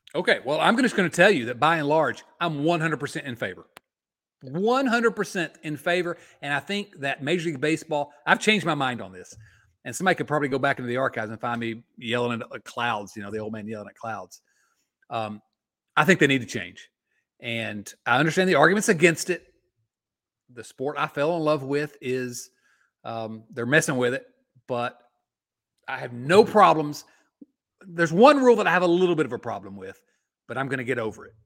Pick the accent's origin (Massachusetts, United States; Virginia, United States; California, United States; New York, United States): Virginia, United States; Southwest; born and raised in Southwest Virginia, just across from Northeast Tennessee